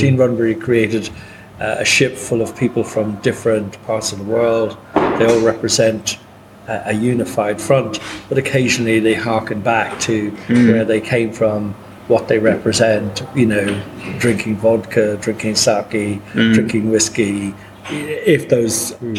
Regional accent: Ireland

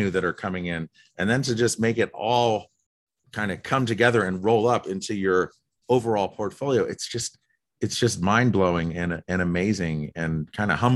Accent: East Coast, United States; moved away as an adult; also born or lived in California; Growing up on the East Coast

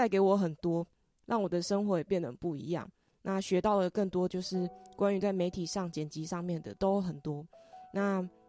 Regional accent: Taiwan; 我们是台湾人。

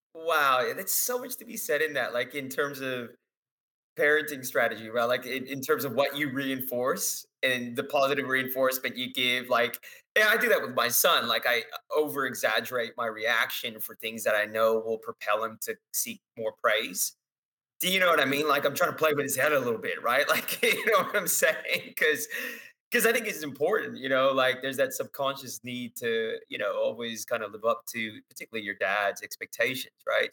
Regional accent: West Coast, United States; I grew up on the West Coast

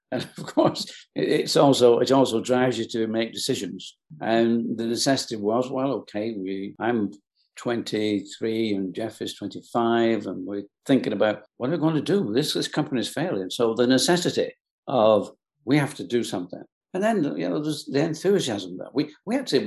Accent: England, United Kingdom; I was born in England, in the UK

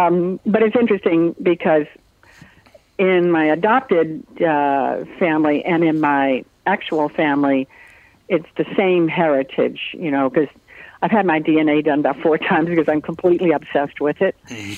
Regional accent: North Carolina, United States; born there; And I was born in North Carolina, and we lived just all over like that from base to base in that part of the country.

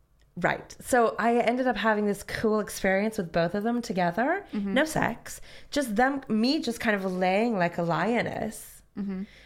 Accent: Northern California, United States; born or raised there; moved away as an adult; now in United Kingdom

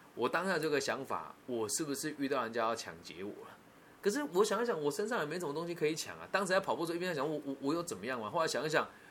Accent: Taiwan; 我是台湾人，我很骄傲

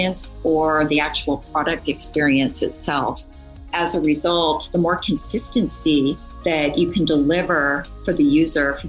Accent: Canada; moved away; also born or lived in Kingston, Ontario / Waterloo, Ontario; I'm from Canada originally, went to school up there at a university called

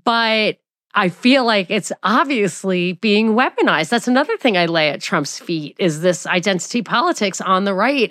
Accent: New York, United States; moved away; also born or lived in Atlanta; I'm from New York

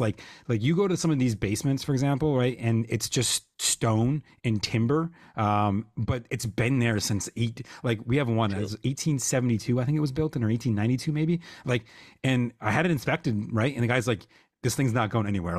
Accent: Lockport, New York, United States; my hometown, which is Lockport

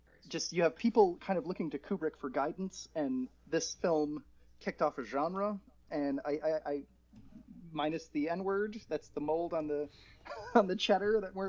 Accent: Michigan, United States; That like I'm from Michigan.

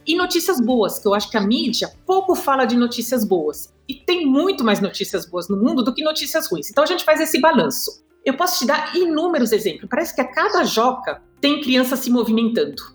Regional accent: Brazil; also born or lived in Germany; Eu nasci na Alemanha, de um pai alemão e de uma mãe francesa. Quando a gente imigrou para o Brasil, eu tinha 6 a 7 anos de idade

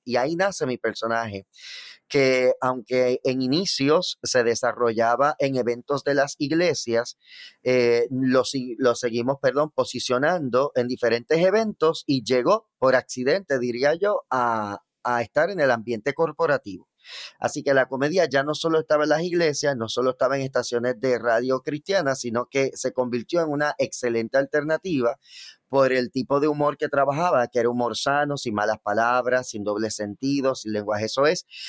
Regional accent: Bayamón, Puerto Rico; yo soy natural de Bayamón, Puerto Rico, específicamente el barrio Santa Olaya.

